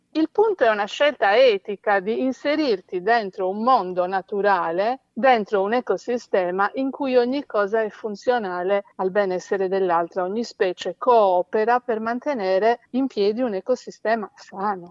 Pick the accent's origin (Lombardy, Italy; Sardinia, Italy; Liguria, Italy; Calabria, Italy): Sardinia, Italy; sono sarda